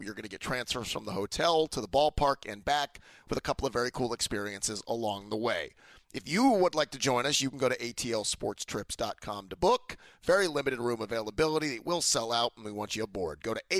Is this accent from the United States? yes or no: yes; Dunwoody, Georgia, United States; I grew up in Dunwoody, but I went the public school route, you know, the wrong set of tracks at Dunwoody High School.